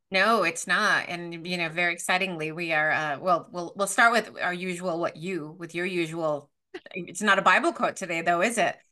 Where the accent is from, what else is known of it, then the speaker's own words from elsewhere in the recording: United States; I'm an American